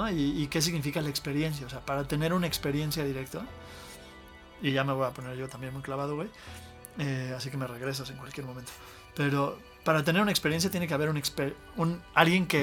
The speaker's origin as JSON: {"language": "Spanish", "region": "Mexico City", "country": "Mexico", "tie": "born or raised there", "said": "yo crecí en la Ciudad de México"}